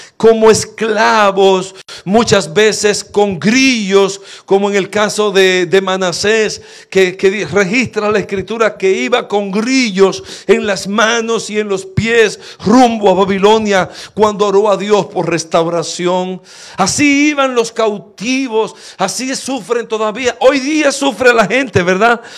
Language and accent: Spanish; La Romana, Dominican Republic; moved away; estaba en la romana, en la iglesia donde me crié